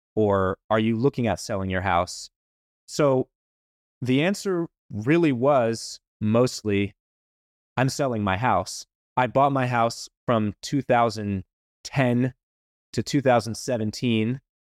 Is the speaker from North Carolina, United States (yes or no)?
yes; Wilmington, North Carolina, United States; I grew up in Wilmington, went to N C State